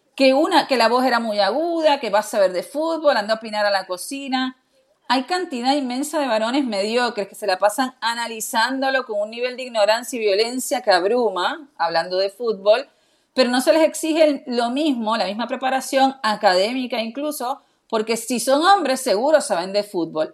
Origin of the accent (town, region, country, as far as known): Argentina